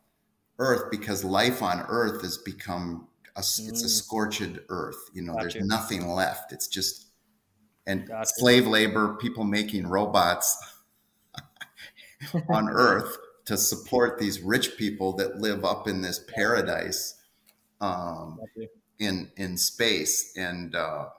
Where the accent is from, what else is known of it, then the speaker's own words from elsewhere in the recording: Minneapolis, Minnesota, United States; my hometown